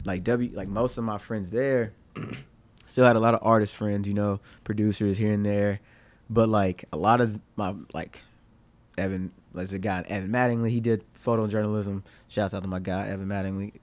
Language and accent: English; Dickson, Tennessee, United States; I'm from Dixon, Tennessee